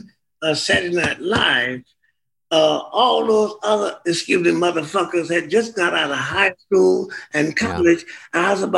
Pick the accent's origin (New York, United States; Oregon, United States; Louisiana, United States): Louisiana, United States; New Orleans; And I'm from New Orleans, where from the time I was 12 years old, I was surrounded not only by hordes of black medical doctors, but black PhDs as well.